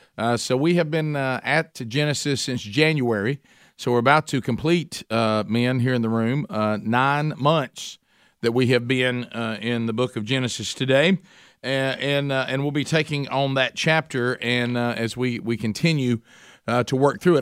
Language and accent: English; Oxford, Alabama, United States; my hometown of Oxford, Alabama